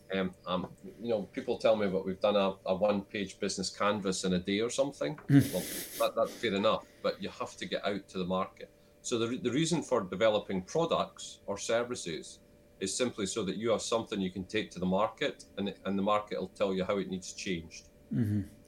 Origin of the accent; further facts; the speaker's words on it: Selkirk, Scotland, United Kingdom; moved away; also born or lived in London; I'm originally from Selkirk in the Scottish borders.